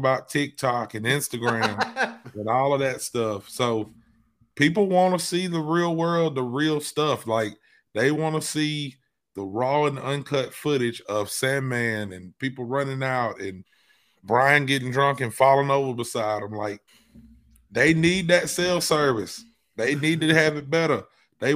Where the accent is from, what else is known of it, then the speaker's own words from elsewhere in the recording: Alabama, United States; I'm from Alabama